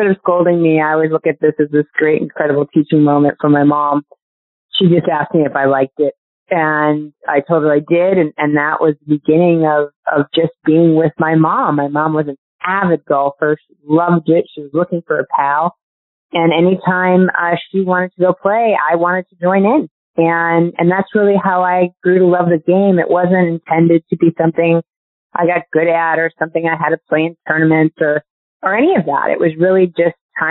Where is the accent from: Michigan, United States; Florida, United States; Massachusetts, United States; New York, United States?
New York, United States; Syracuse; I grew up in Syracuse, New York